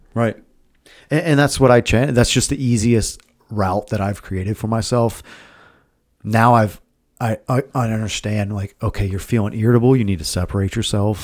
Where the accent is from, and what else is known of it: Milford, Ohio, United States